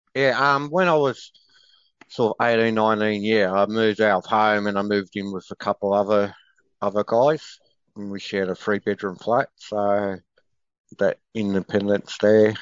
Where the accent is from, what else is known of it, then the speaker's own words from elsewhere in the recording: Sydney, New South Wales, Australia; growing up in Sydney, you know, you always had these sporting clubs